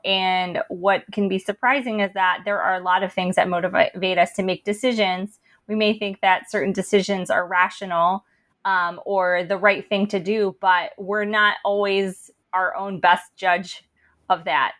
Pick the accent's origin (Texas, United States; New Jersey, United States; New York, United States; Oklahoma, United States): New Jersey, United States; Princeton; growing up in Princeton and attending elite colleges